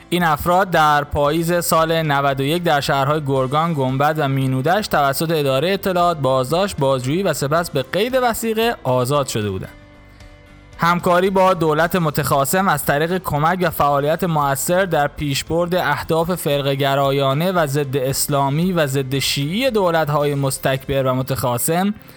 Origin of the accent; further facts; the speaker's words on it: Iran; یک ایرانی که همیشه بهترین ها رو برای سرزمین مادری خودش میخواد